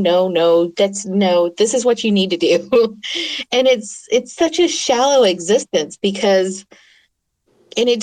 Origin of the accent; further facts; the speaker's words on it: Oklahoma, United States; first language English; I grew up in Oklahoma